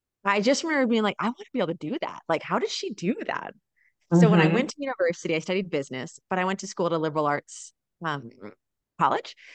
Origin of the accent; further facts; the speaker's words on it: Rhode Island, United States; moved away as an adult; also born or lived in Pennsylvania / China; now in Mexico; I was raised in Rhode Island, so east coast of the US